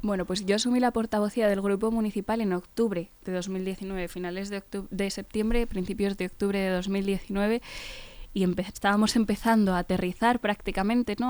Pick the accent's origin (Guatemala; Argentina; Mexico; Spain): Spain; Fuenlabrada, Community of Madrid; somos eh, de Fuenlabrada y conocemos muchas de las necesidades